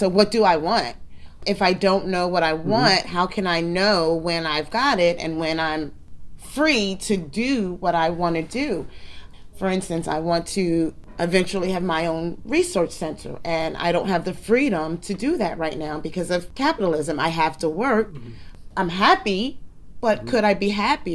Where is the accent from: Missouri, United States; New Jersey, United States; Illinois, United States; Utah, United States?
New Jersey, United States; I'm born and raised in New Jersey.